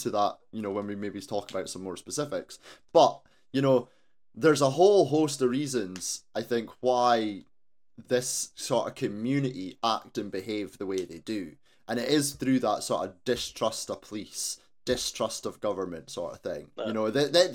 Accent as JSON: {"language": "English", "town": "Aberdeen", "region": "Scotland", "country": "United Kingdom", "tie": "born or raised there", "also_born_or_lived": "Tillydrone, Aberdeen", "said": "I grew up in Torrey, so, you know, I'm right there"}